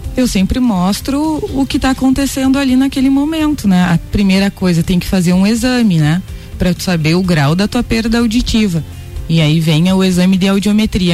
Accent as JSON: {"language": "Portuguese", "town": "Vacaria", "region": "Rio Grande do Sul", "country": "Brazil", "moved": "as an adult", "lives_now": "Lages, Brazil", "said": "Eu sou gaúcha de Vacaria, moro em Lages há nove anos"}